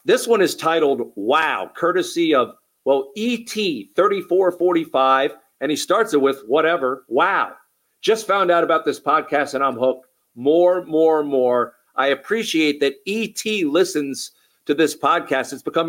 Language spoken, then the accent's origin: English; New York, United States; I'm a New Yorker. I'm a New Yorker, but you know, I like what you guys are doing.